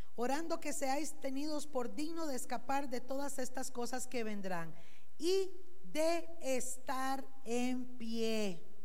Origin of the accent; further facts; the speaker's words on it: Costa Rica; como buenos ticos